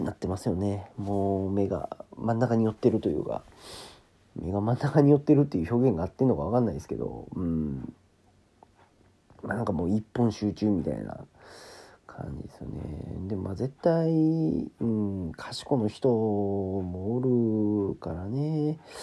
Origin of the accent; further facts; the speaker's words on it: Kansai, Japan; なんかもう関西人なんですけど